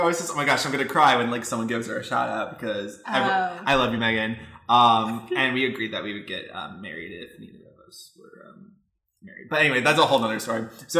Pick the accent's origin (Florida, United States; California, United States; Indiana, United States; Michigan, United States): Michigan, United States; moved away as an adult; also born or lived in Texas; now in Los Angeles, United States; I'm from Michigan, originally. And then I went to school in Texas for 4 years. And now I'm here.